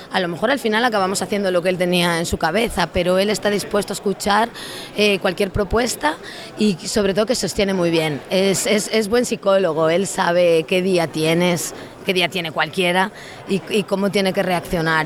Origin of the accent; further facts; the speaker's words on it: a zone of Lugo, Galicia, Spain; yo soy gallega